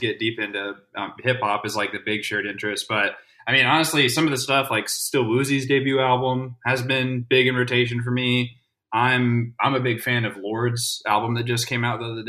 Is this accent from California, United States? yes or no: yes; Bay Area, California, United States; now in Dallas, United States; I was born in the Bay Area